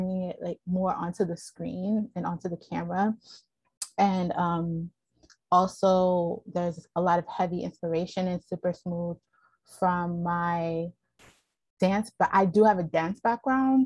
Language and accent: English; Baltimore, Maryland, United States; moved away; also born or lived in Philadelphia / Oakland; I was born in Baltimore